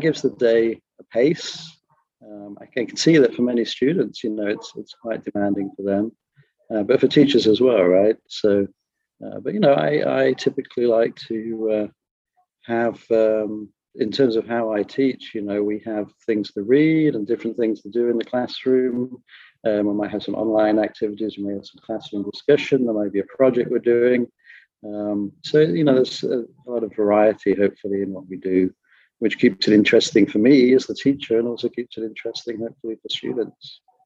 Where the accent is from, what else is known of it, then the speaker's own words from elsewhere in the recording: Skellingthorpe, East Midlands, United Kingdom; moved away as an adult; also born or lived in Japan / France / San Francisco, United States; now in Los Angeles, United States; I'm originally from England. I was brought up in a small little village called Skellingthorpe on the east coast of England.